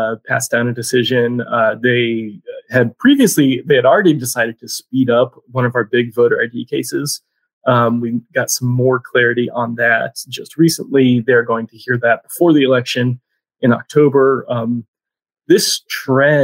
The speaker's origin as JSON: {"language": "English", "town": "Tallahassee", "region": "Florida", "country": "United States", "tie": "born or raised there", "moved": "yes", "lives_now": "Raleigh, United States", "said": "There was a lake in Tallahassee where I grew up"}